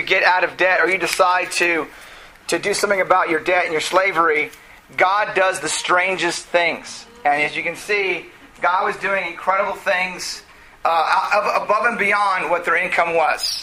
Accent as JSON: {"language": "English", "town": "South Gate", "region": "California", "country": "United States", "tie": "born or raised there", "said": "I grew up in Southgate, so I went back to the what's up to my hometown"}